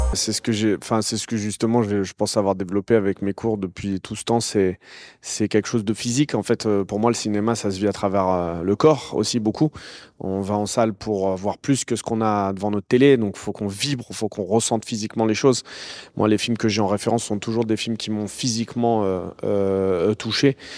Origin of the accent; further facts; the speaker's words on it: Noisy-le-Grand, Île-de-France, France; Noisy-le-Grand, donc c'est la ville où j'ai grandi